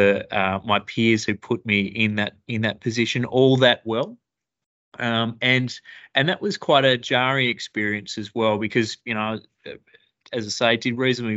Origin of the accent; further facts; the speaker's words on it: Broome, Western Australia, Australia; I grew up in Broome in the Kimberleys, went to Cable Primary School, beautiful part of the world